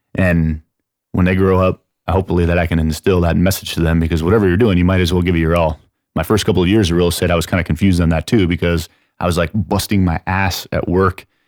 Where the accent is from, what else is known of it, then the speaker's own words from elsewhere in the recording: San Antonio, Texas, United States; also born or lived in Chicago, Illinois; I'm from San Antonio